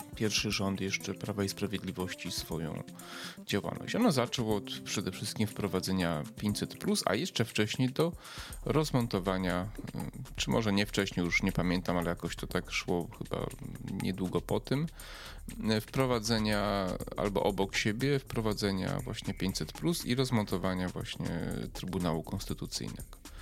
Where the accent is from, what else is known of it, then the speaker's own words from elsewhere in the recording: Przemyśl, Subcarpathian Voivodeship, Poland; Ja z Przemyśla pochodzę. Mój dom rodzinny jest jakieś może 5-6 kilometrów od Medyki.